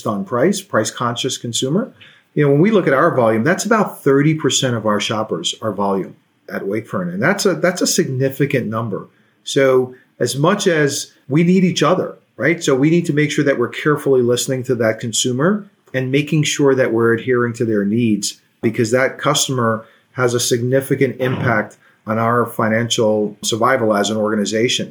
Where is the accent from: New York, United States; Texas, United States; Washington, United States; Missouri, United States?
New York, United States; New York City; I grew up in Brooklyn.